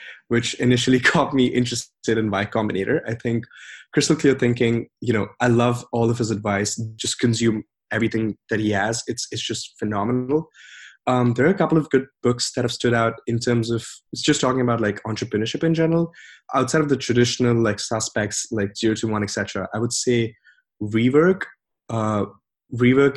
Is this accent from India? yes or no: yes; India; moved away as an adult; growing up in India